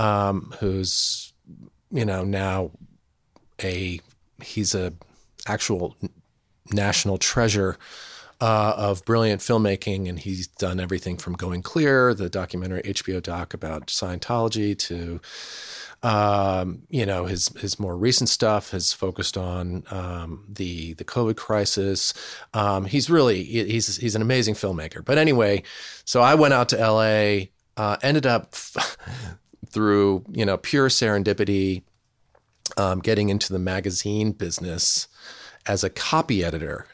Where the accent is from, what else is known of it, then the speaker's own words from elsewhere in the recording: New Jersey, United States; moved away; we're part of the uh, the tribe of Lawn People, who've lived in New Jersey